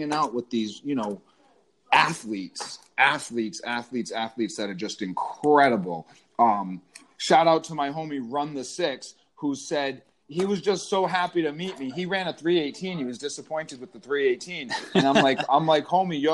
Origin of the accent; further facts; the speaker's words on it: Rhode Island, United States; also born or lived in Massachusetts; I grew up in Rhode Island and Massachusetts